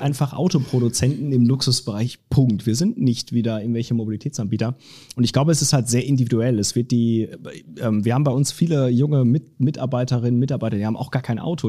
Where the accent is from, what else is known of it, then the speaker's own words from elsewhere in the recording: Lower Saxony, Germany; moved away as an adult; also born or lived in Cologne / Munich / Stuttgart; now in Frankfurt, Germany; Ich komme eigentlich aus Niedersachsen, ah. also ganz hoch, genau, wo man, wo man quasi das, das reinste Deutsch spricht.